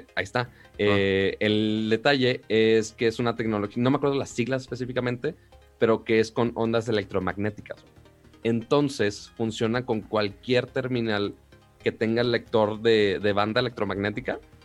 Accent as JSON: {"language": "Spanish", "town": "Monterrey", "region": "Nuevo León", "country": "Mexico", "said": "yo soy de Monterrey"}